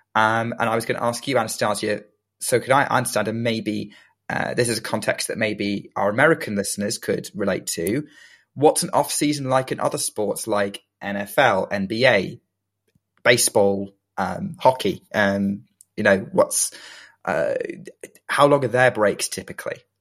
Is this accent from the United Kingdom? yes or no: yes; United Kingdom; being British